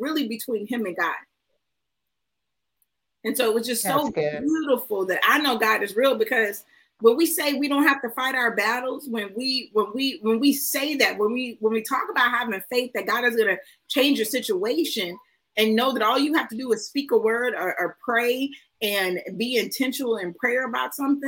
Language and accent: English; Houston, Texas, United States; I'm from Houston